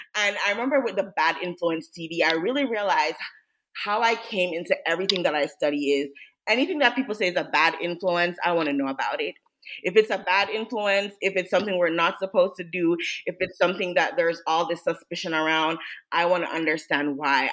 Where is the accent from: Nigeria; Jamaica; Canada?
Jamaica; I grew up in Jamaica